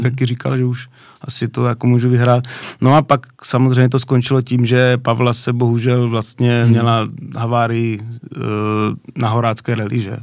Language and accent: Czech; Náměšť nad Oslavou, Vysočina Region, Czechia; v náměšť na to slavu, odkud pocházím